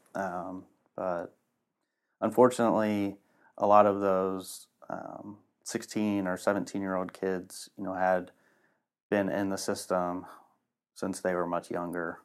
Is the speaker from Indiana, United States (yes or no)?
yes; Lafayette, Indiana, United States; Born and raised in Lafayette.